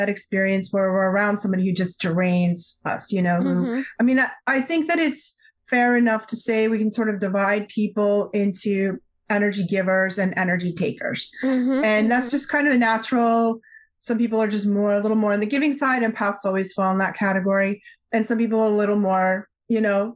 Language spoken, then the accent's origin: English; Newton, Massachusetts, United States; I grew up just outside Boston in the 60s, 70s, and 80s